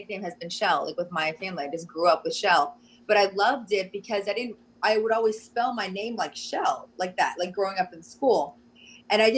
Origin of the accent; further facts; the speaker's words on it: Pensacola, Florida, United States; moved away; I grew up in Pensacola, Florida